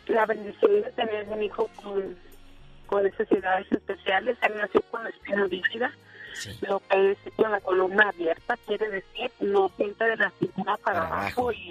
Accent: Mexico; moved away; y pues nosotros somos de México

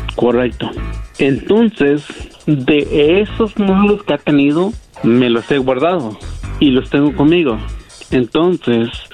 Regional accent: Mexico; now in United States; Yo soy de México, pero estoy en Estados Unidos

